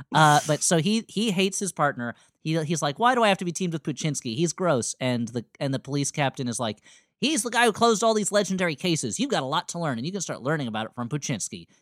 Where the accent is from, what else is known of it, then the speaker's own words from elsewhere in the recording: East Coast, United States; Growing up on the East Coast